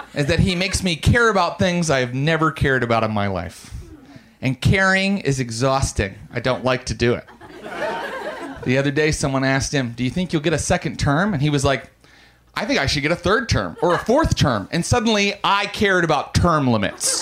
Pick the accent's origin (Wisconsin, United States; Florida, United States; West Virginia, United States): West Virginia, United States; Morgantown; I was raised very Christian in Morgantown, West Virginia